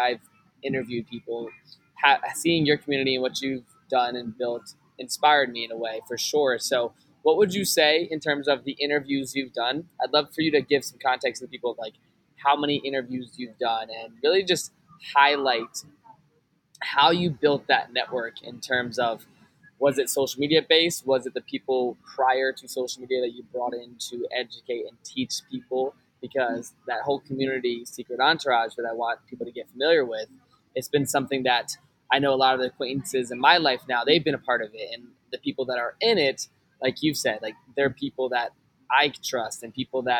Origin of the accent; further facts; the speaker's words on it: Richmond, Virginia, United States; I'm actually from Richmond